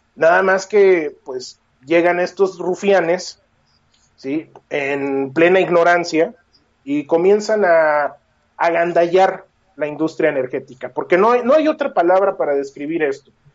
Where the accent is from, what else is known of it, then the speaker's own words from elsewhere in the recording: Mexico; nosotros necesitamos como mexicanos